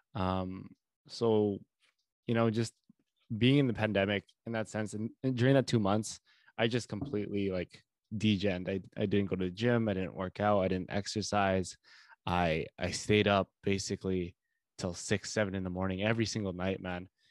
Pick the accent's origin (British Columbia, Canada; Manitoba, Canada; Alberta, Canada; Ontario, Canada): Manitoba, Canada; Winnipeg; I am from Winnipeg